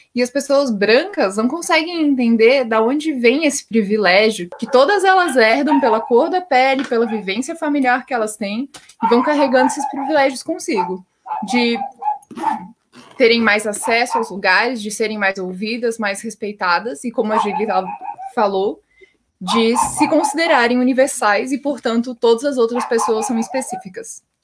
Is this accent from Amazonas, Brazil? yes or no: no; a small town in Santa Catarina, Brazil; eu não sou natural de Blumenau, sou de uma cidadezinha de Santa Catarina